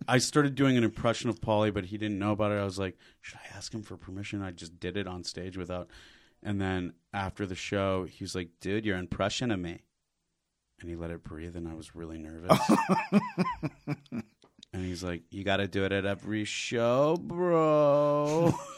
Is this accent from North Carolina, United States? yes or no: no; Michigan, United States; moved away as an adult; also born or lived in Bloomington, Indiana; I grew up in Michigan